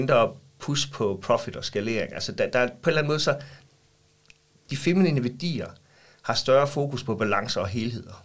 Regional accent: Vejle, Southern Denmark, Denmark; jeg er opvokset i Vejle, og jeg bor i Vejle i dag

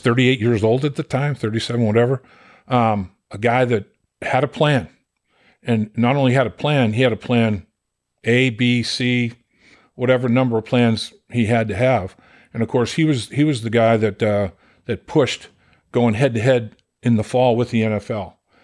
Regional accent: Boston, Massachusetts, United States; I'm from Boston

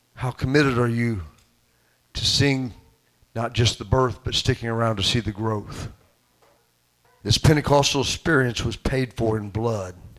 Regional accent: Southern Illinois, United States; also born or lived in Rockford, Illinois; I was born in Rockford, Illinois. And when my parents lived up there for a few years, my dad went up there for for better work, and, and that lasted a short time and uh, a few years I, I, I, that they stayed up there uh, until he got homesick, and Southern Illinois was calling his name, and he brought him and myself and my mother back to uh, to his hometown

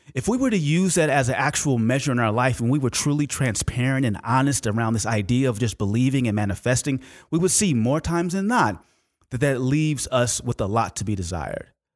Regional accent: Oakland, California, United States; when I was growing up in Oakland, California

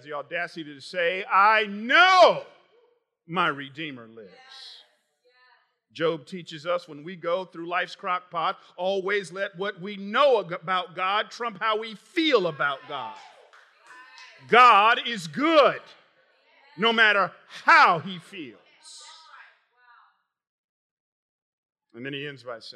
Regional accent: Atlanta, Georgia, United States; moved away; I grew up in Atlanta

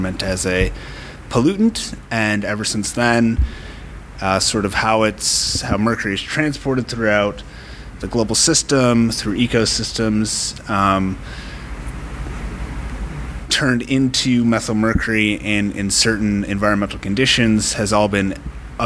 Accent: Minnesota, United States; moved away as an adult; now in London, Canada; I am from Minnesota, and I have found myself in Ontario

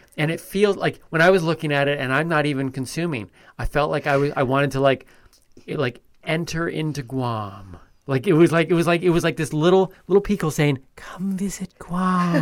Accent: Canada; I'm Canadian.

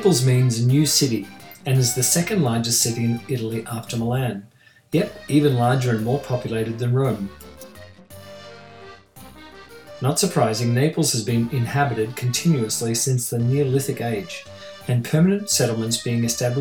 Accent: Australia; since I was a young boy growing up in Australia

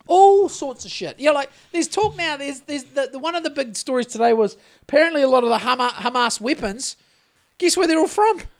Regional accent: New Zealand; Being a Kiwi

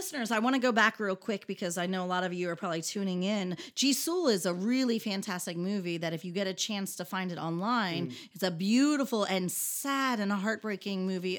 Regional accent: United States; accent: American; moved away as an adult; also born or lived in Hawaii; now in Jeju, South Korea; my American accent

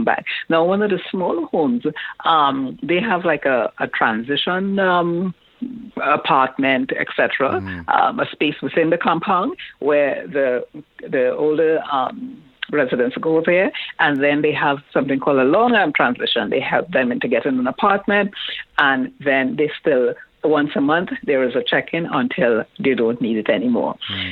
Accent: Trinidad & Tobago; I grew up in Trinidad

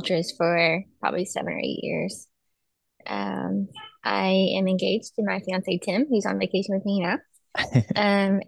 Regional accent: Douglasville, Georgia, United States; also born or lived in Chattanooga, Tennessee / Baltimore, Maryland / Atlanta, Georgia; I grew up in Douglasville, Georgia, so like the suburbs of Atlanta

